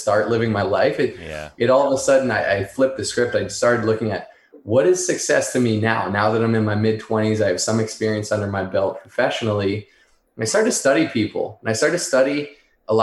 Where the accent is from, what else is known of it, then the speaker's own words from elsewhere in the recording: Northeast, United States; I grew up in the Northeast